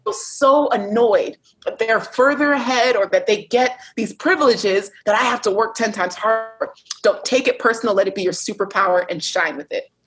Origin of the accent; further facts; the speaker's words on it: United States; I'm American tourist